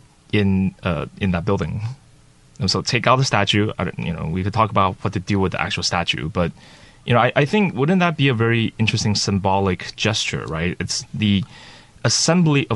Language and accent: English; Daxi, Taoyuan, Taiwan; that's actually my hometown. So I grew up in Daxi